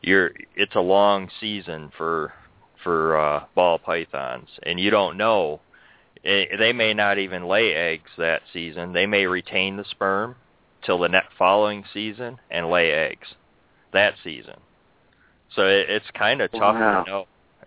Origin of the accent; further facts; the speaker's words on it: New York, United States; born there; I was born in New York, though.